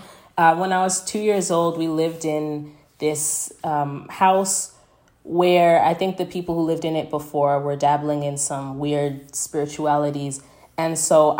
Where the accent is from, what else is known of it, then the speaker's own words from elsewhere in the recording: Canada; also born or lived in Durban, South Africa; I grew up in Canada, but I am half Zimbabwean, half South African, you know, born in Durban